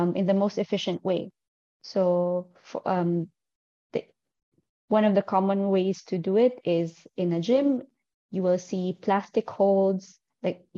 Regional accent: northern Philippines, Philippines; moved away as an adult; also born or lived in Manila; now in Dubai, United Arab Emirates; I'm originally from the Philippines, and I started climbing there, but I'm currently based in Dubai. I moved here in 2018.

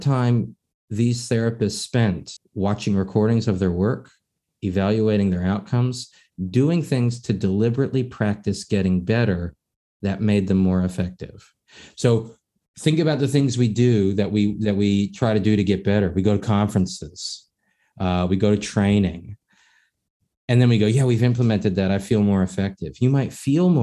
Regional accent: East Coast, United States; I'm born and raised in the East Coast, I'm a Northwest member

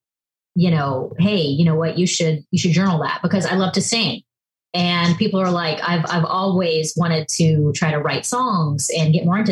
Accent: Charleston, South Carolina, United States; moved away; also born or lived in Los Angeles / New York; I grew up in Charleston, South Carolina

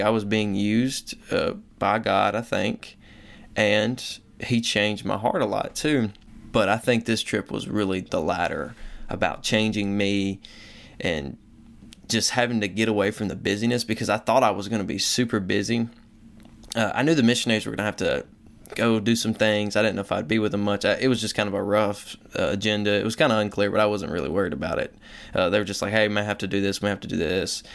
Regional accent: the Bible Belt, United States; I grew up in the Bible Belt

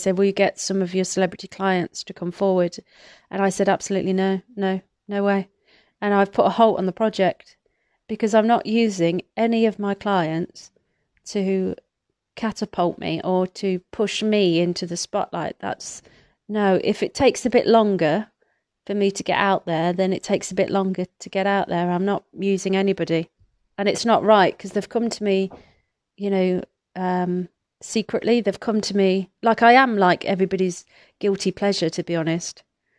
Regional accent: Atherstone, West Midlands, United Kingdom; So I grew up in Atherstone, Atherstone, in Warwickshire, between Coventry and Birmingham, Nottingham and Derby, I believe, right in the middle.

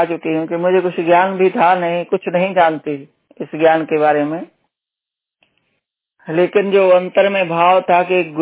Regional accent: Punjab, India; तो हम हम लोग पंजाबी लोग तो पूरा हम लोगों को मतलब हम लोग तो गुरु नानक जी को मानते हैं

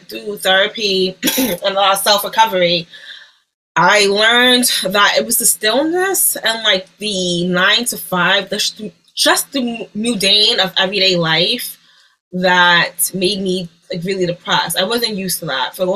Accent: New York, United States; I'm from New York. I'm a New Yorker

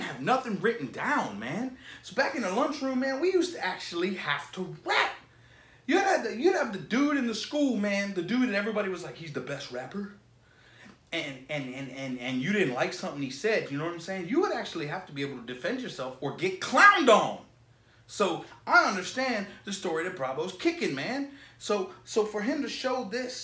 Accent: Florida, United States; I'm from Florida, bro. I am from Florida.

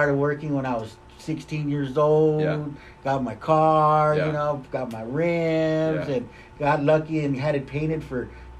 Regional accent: Los Angeles, California, United States; And then you told them, hey, homes, I'm from Los Angeles.

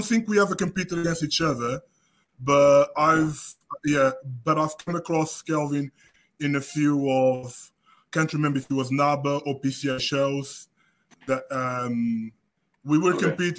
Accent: Portugal; moved away as an adult; now in United Kingdom; I moved from Portugal to the UK when I was 26.

